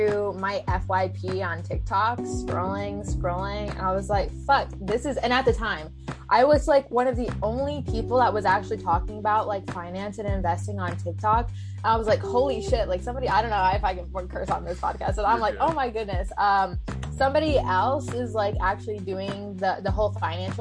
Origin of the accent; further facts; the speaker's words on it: New York, United States; moved away as an adult; now in Florida, United States; right now I'm in Florida, but originally from New York